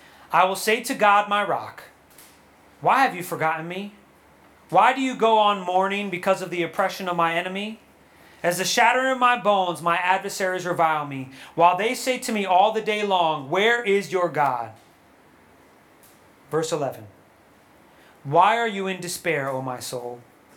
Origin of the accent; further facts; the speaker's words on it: New York, United States; Yo, well, I'm from New York, so I curse.